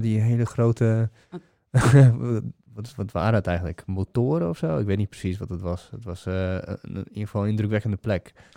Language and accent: Dutch; Bulgaria; moved away; ik ben zelf Bulgaar, ik kom uit de Oostblok